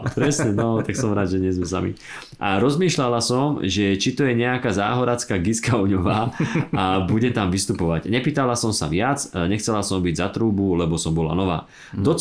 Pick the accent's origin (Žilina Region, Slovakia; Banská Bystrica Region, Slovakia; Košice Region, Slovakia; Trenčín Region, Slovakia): Trenčín Region, Slovakia; Trenčín; now in Bratislava, Slovakia; pôvodne z Trenčína a do Bratislavy som prišla bývať v roku 2000.